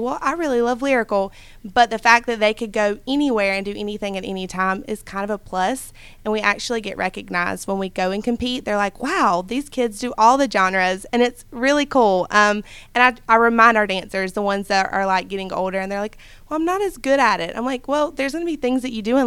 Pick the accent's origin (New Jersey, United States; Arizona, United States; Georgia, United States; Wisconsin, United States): Georgia, United States; South; moved away; also born or lived in Metter, Georgia; I'm from South Georgia, if you can't tell from my accent.